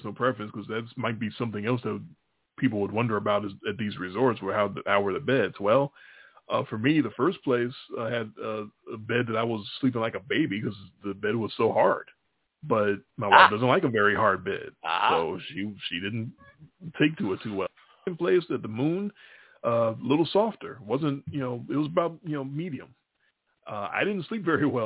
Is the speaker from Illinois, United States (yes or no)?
yes; Chicago, Illinois, United States; We're from Chicago though. We're used to segregation